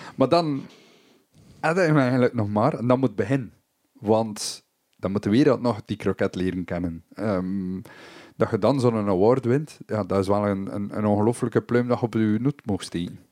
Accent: Belgium; also born or lived in Germany

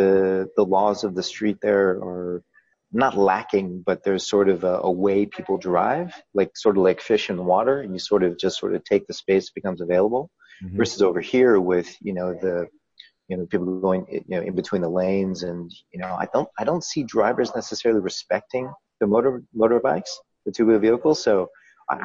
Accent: Colorado, United States; moved away as an adult; also born or lived in Japan / Vietnam; a business back in Colorado where I'm from

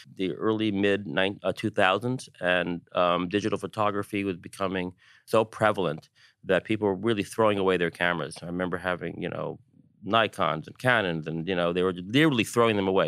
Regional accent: New York, United States; as a New Yorker

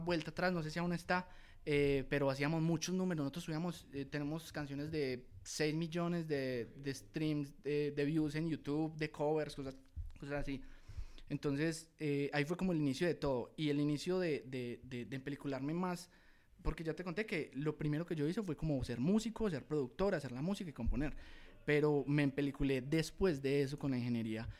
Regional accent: Guatapé, Antioquia, Colombia; now in Medellín, Colombia; yo soy de Guatapé, entonces en la escuela de música municipal de allá de Guatapé, con los profesores de allá, con los parcelitos del colegio, los, par panitas de toda la vida

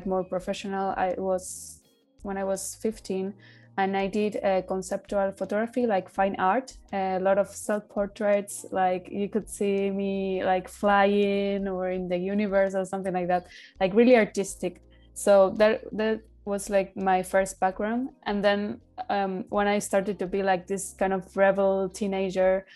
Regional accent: Buenos Aires, Argentina; moved away; in Buenos Aires, in my hometown

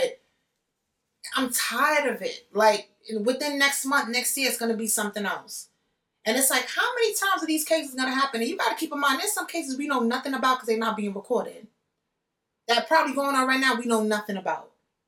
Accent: Jamaica; Like, I'm Jamaican. People know I'm loud.

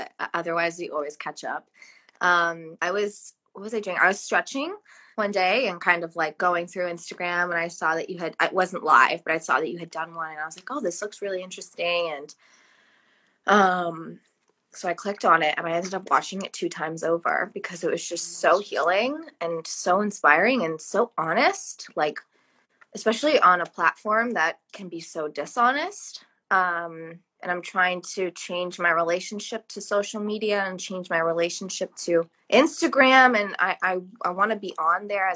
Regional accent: Dedham, Massachusetts, United States; also born or lived in Cambridge, Massachusetts; now in Providence, United States; I grew up in Dedham, Massachusetts.

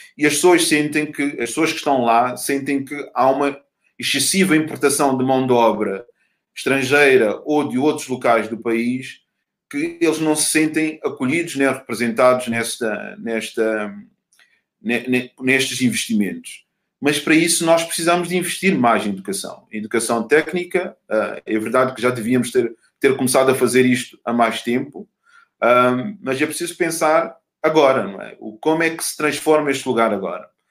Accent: Mozambique; enquanto moçambicano

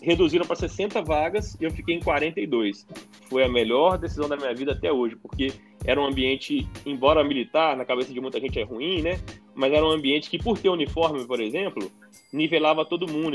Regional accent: Belo Horizonte, Minas Gerais, Brazil; sou de Belo Horizonte

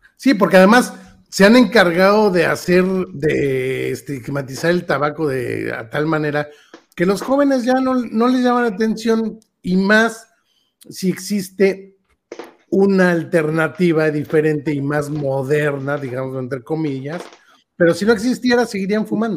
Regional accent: Mexico; Nosotros que crecimos aquí con la tortilla de maíz

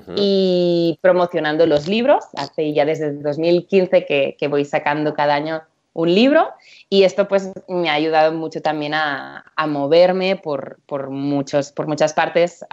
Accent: Empordà, Barcelona area, Catalonia, Spain; moved away as an adult; now in United States; soy, soy de Barcelona, bueno, de Alampordá, soy de, soy de por aquí, cerquita de donde está Joan

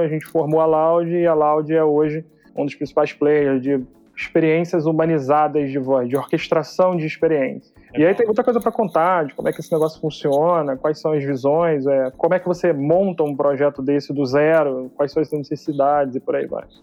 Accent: Rio de Janeiro, Brazil; accent: carioquês; now in São Paulo, Brazil; Eu sou carioca, sou analista de sistemas por formação

